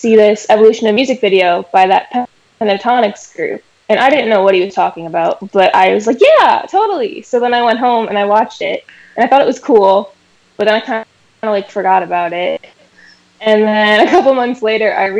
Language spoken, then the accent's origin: English; Cleveland, Ohio, United States; moved away as an adult; now in Clemson, United States; I'm originally from Cleveland, Ohio, but I go to college at Clemson University in South Carolina